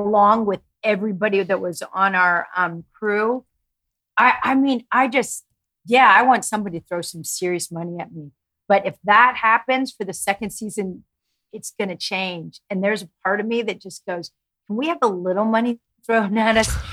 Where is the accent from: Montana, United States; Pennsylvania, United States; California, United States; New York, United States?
Pennsylvania, United States; Oil City; moved away as an adult; also born or lived in Ohio; now in Los Angeles, United States; I was in Oil City, Pennsylvania, really big mecca, a blink, north of Pittsburgh